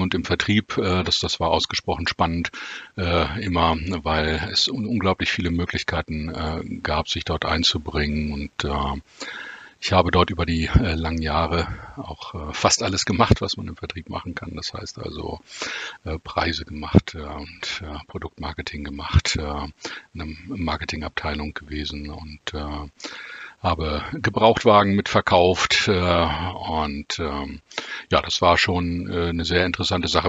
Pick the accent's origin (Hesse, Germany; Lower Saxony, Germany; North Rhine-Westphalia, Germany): Lower Saxony, Germany; Wolfsburg; ich äh, bin tatsächlich in Wolfsburg geboren, ähm, obwohl meine Wurzeln, eh, also familiären Wurzeln in Hamburg sind und in, im weiteren norddeutschen Raum.